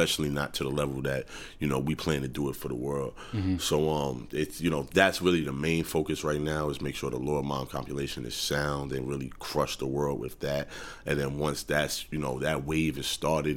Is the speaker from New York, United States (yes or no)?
yes; New York City, New York, United States; I'm from Harlem, New York City